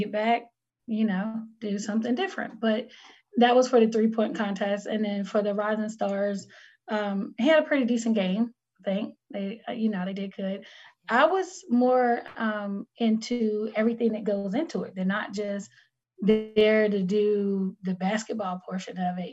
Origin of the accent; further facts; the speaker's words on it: North Carolina, United States; I'm from North Carolina, so it's a different type of cold